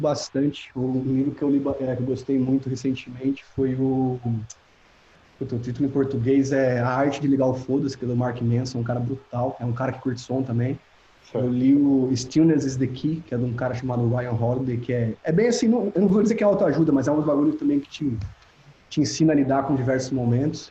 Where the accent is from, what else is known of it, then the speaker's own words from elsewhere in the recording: Piracicaba, São Paulo, Brazil; moved away as an adult; now in Orlando, United States; saí de Piracicaba, tô na Califórnia